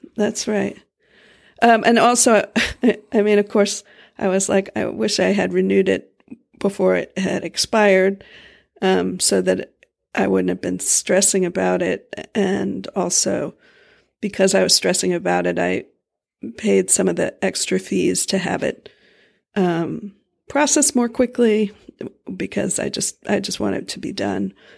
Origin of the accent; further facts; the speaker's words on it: Florida, United States; moved away; we grew up in Florida